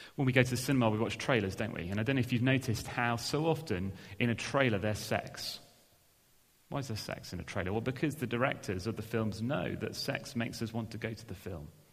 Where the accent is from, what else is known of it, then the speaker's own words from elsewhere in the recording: England, United Kingdom; we're English